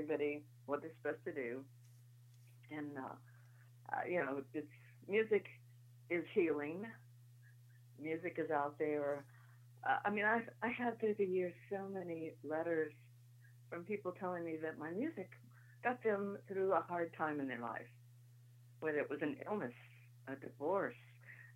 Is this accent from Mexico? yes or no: no; Paintsville, Kentucky, United States; I was born in Paintsville, Kentucky, which is right down the road from Butcher Holler, Kentucky.